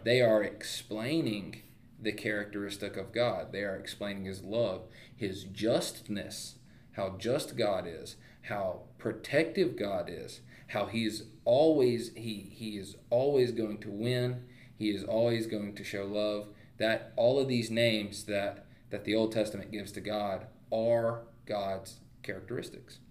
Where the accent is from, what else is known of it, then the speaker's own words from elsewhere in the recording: United States; We are Americans